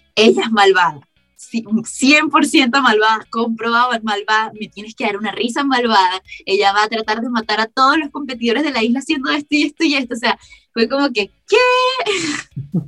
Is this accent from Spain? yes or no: no; Caracas, Capital District, Venezuela; accent: caraqueño suavizado; now in Germany; Hablo en mi caraqueño suavizado